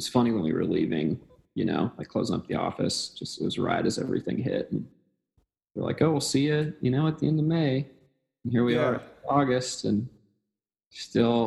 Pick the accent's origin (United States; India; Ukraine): United States; Gillette, Wyoming; moved away as an adult; also born or lived in Murfreesboro, Tennessee; now in Nashville, United States; So I'm from Gillette, Wyoming, as I said.